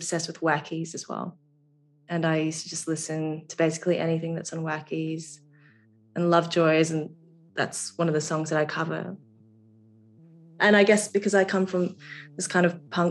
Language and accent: English; Brisbane, Queensland, Australia; moved away as an adult; also born or lived in London; I grew up in Brisbane